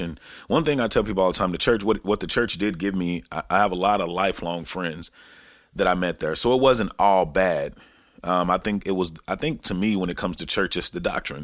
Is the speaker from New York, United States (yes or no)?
no; Texarkana, Texas, United States; back in Texarkana, Texas, which is my hometown